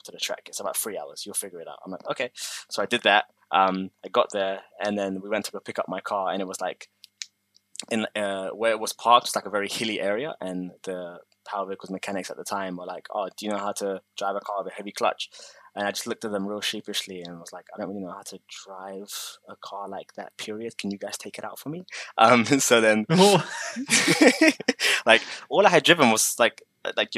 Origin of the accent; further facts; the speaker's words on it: London, United Kingdom; moved away as an adult; also born or lived in New Zealand; now in Japan; so I'm from London